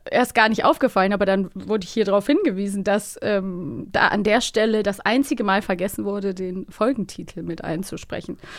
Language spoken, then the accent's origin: German; Cologne, North Rhine-Westphalia, Germany; accent: Rhenish; Das ist bei mir mit dem äh, Rheinisch auch so, weil ich komme ja aus Köln